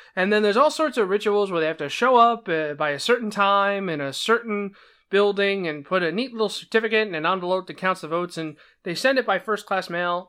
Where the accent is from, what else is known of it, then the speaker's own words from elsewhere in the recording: New Jersey, United States; I'm from New Jersey, and when I voted in New Jersey